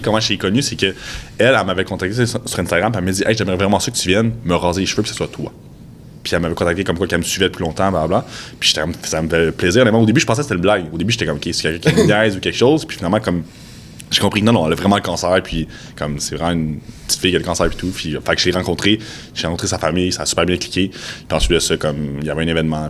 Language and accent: French; Quebec, Canada; je suis, québécois